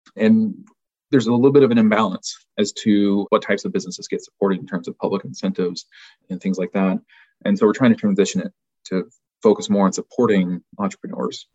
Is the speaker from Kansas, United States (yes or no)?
yes; rural Kansas, United States; also born or lived in Dodge City, Kansas / Scott City, Kansas / Hays, Kansas / Hoisington, Kansas; I am a lifelong Kansan, actually a lifelong rural Kansan.